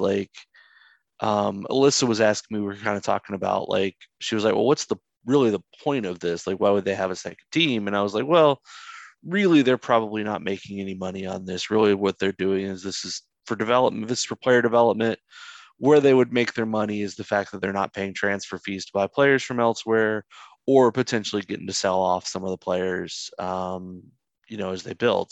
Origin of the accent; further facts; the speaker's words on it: North Carolina, United States; here in my home state, uh, of North Carolina